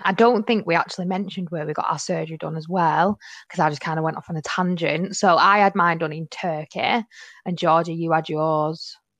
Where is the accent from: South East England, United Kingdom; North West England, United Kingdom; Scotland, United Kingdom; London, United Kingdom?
North West England, United Kingdom; Manchester; I'm 22 from Manchester